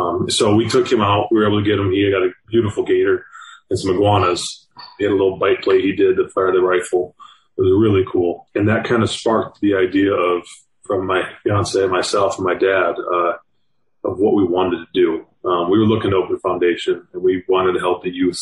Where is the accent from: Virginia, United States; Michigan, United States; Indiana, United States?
Michigan, United States; moved away as an adult; now in Miami, United States; I'm from Michigan